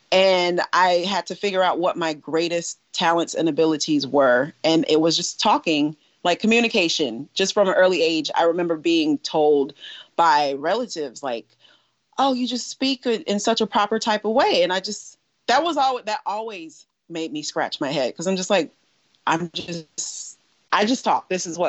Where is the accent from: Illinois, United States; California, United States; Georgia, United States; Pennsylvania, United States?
Georgia, United States; Tifton; born there; Should I start with I was born in 1983 in Tifton, Georgia? That is where I entered this earthly realm. I didn't live in Tifton.